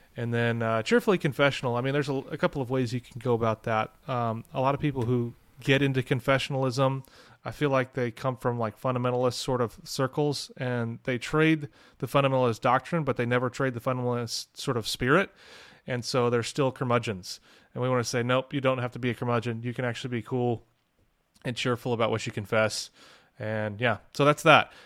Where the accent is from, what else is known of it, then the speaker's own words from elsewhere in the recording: St. Louis, Missouri, United States; I'm from Saint Louis